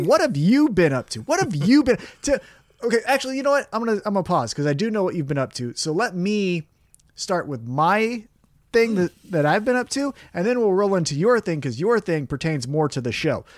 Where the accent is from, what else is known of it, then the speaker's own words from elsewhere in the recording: United States; I'm American